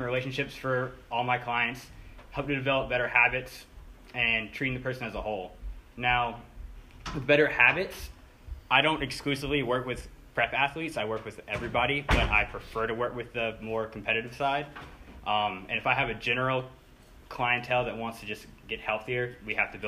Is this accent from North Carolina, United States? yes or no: yes; Pinehurst, North Carolina, United States; I'm 24 from Pinehurst